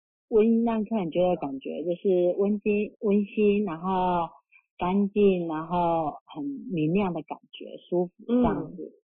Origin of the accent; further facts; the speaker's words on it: Kaohsiung, Taiwan; 我高雄人